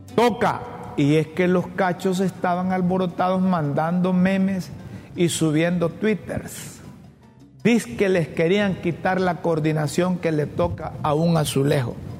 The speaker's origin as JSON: {"language": "Spanish", "country": "Honduras", "said": "Honduras, en nuestro país"}